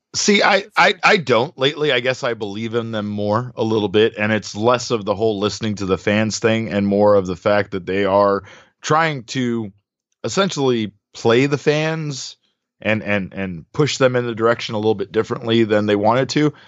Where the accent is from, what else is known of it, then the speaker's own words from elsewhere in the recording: Phoenix, Arizona, United States; this is my hometown